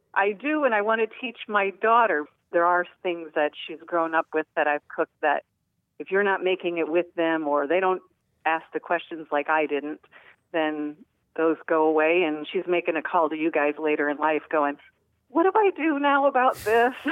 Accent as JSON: {"language": "English", "region": "Midwest", "country": "United States", "tie": "born or raised there", "moved": "yes", "lives_now": "Orange Park, United States", "said": "I grew up in the Midwest"}